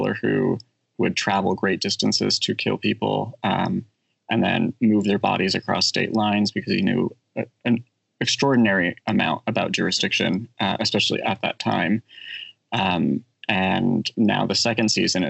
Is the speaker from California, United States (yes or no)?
yes; Bay Area, California, United States; I grew up in the Bay Area